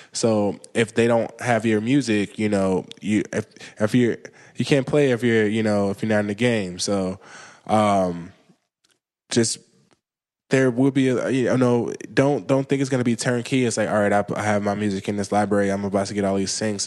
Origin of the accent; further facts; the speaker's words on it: Chicago, Illinois, United States; moved away as an adult; also born or lived in Los Angeles; now in New York, United States; I'm from Chicago